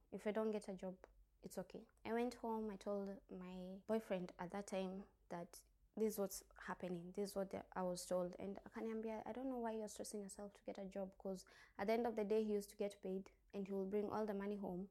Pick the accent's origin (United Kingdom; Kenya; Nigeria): Kenya; Thika, Kiambu County; moved away as an adult; now in Dubai, United Arab Emirates; I'm from Kenya, Nairobi, Thika